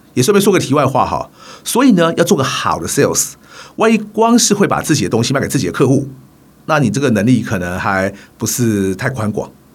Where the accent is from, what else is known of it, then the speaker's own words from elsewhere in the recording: Taiwan; 虽然我来自一个职业运动不如欧美发展得那么成熟的台湾